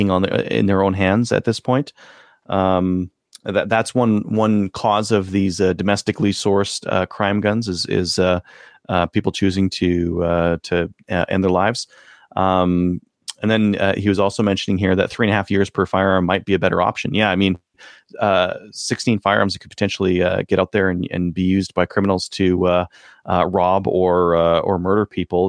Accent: Canada; We are Canadian

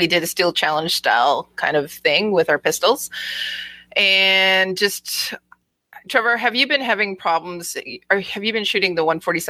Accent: Germany; born there; I was born to shoot this pistol because of the fact that, you know, I was born in Germany, right?

